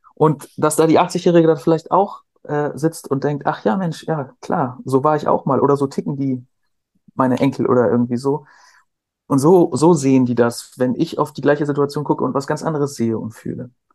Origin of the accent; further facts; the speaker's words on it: Cuxhaven, Lower Saxony, Germany; also born or lived in near Hamburg; ich bin bei Hamburg geboren, dann in Cuxhaven groß geworden, zur Schule gegangen